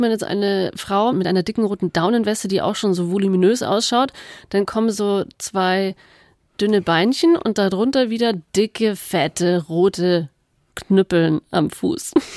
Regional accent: Bad Wörishofen, Bavaria, Germany; ich komme aus dem Allgäu, aus Bad Wörishofen, wo man traditionell Kneipsandalen trägt

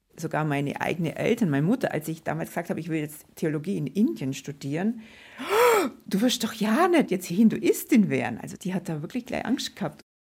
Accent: Nördlinger Ries, Bavaria, Germany; im Nördlinger Ries, wo ich aufgewachsen bin.

